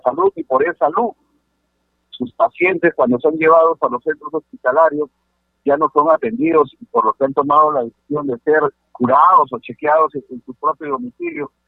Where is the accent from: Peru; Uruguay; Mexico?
Peru; Sechura, Piura; Yo soy de Sechura